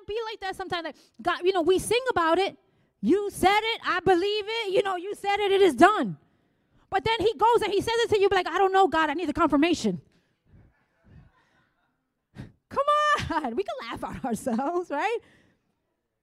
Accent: New York City, New York, United States; I was from the Bronx

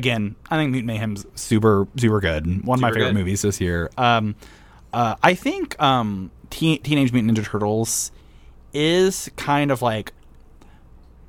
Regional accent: Midwest, United States; growing up in the Midwest

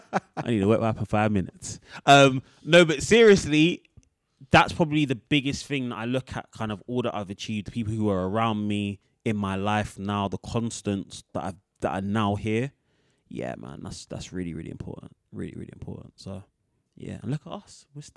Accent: London, United Kingdom; we grew up on Earls Court.

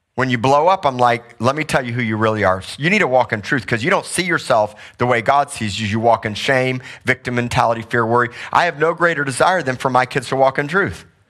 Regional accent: Missouri, United States; moved away; I grew up in Missouri, so did my wife

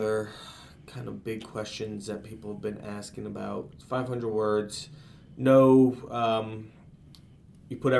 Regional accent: Easton, Pennsylvania, United States; also born or lived in Portland, Connecticut / Carmel, New York / Plattsburgh, New York; now in New York City, United States; I'm from originally from Easton, Pennsylvania, eastern part of Pennsylvania called Easton

